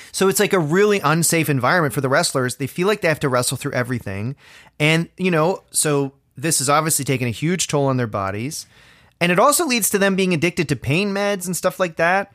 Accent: Orangeville, Ontario, Canada; now in Toronto, Canada; my hometown of Orangeville, Ontario.

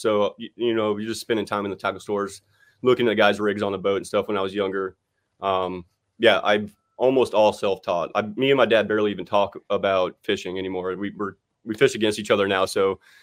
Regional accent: West Palm Beach, Florida, United States; where I grew up in West Palm Beach, I live about forty minutes from Okeechobee and forty minutes from the coast

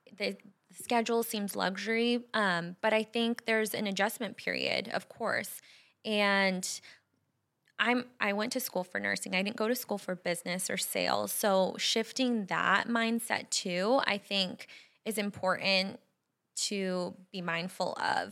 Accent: Bay Area, California, United States; moved away as an adult; also born or lived in Phoenix valley, Arizona; now in Scottsdale, United States; we're both from California, the Bay Area, and we both moved away. We're here now

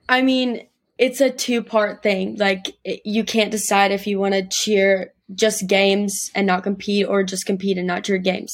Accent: Gastonia, North Carolina, United States; I'm from Gastonia, North Carolina, which is, like, kind of a small town, like, thirty-ish minutes right outside of Charlotte.

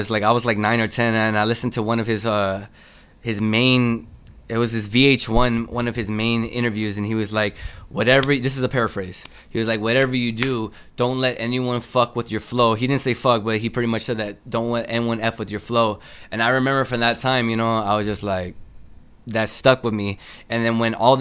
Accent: Los Angeles, California, United States; also born or lived in South Central, Los Angeles; I'm from Northeast L.A. We call it NELA, N-E-L-A.

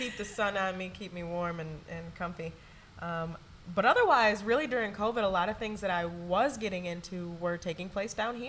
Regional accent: Michigan, United States; moved away; I'm originally from Michigan.

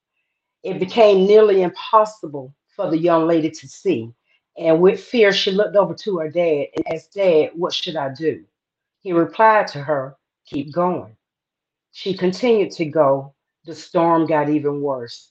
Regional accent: the South, United States; I am from the South

